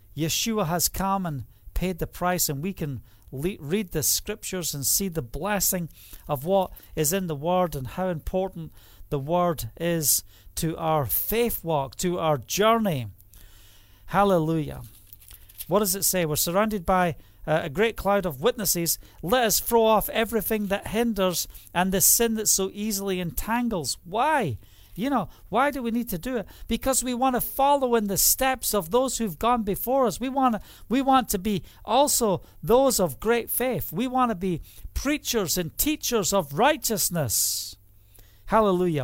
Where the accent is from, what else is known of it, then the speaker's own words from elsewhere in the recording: Scotland, United Kingdom; now in Israel; I'm also Scottish